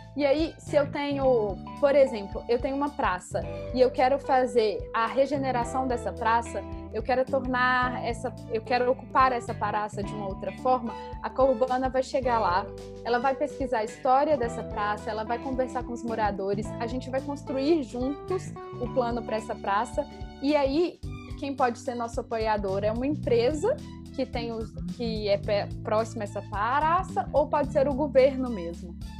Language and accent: Portuguese; Belo Horizonte, Minas Gerais, Brazil; now in Rio de Janeiro, Brazil; eu sou de Belo Horizonte, apesar de, de morar no Rio.